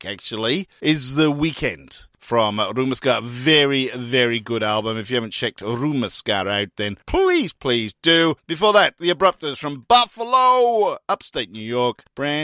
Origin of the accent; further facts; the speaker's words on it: Newport, Wales, United Kingdom; my hometown of Newport in Wales